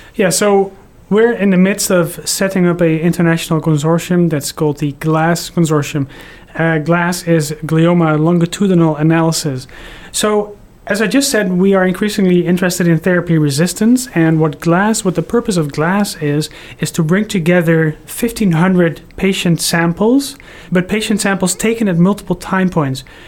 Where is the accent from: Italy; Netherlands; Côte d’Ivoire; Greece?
Netherlands; moved away; also born or lived in Houston, Texas; I'm originally from the Netherlands, but I just moved here from Houston, Texas